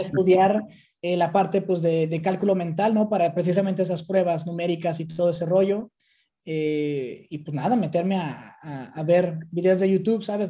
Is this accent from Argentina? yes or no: no; Mexico; moved away as an adult; now in Amsterdam, Netherlands; como mexicano, ¿no? Sí. Venimos con esa cultura